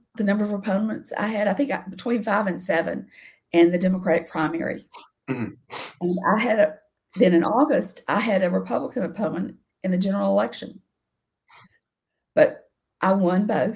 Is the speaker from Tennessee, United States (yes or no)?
yes; Nashville, Tennessee, United States; I'm a native Nashvillean. I grew up out in Bellevue